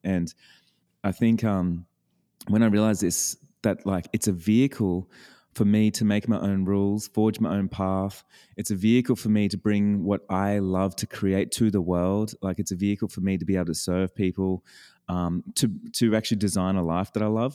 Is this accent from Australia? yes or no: yes; Australia; I'm an Australian